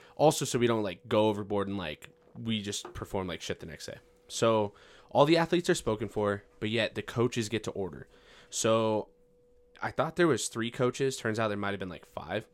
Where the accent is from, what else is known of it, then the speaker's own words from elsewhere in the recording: Farmington, New Mexico, United States; I'm seventeen, I am from Farmington, New Mexico